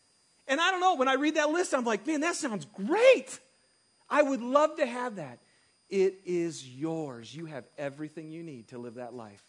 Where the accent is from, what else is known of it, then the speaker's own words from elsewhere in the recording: Michigan, United States; moved away; I grew up in Michigan. And winters are, you know, they're good here, but they're really good back in Michigan. And I also grew up in a small town that was a bedroom community for all the factories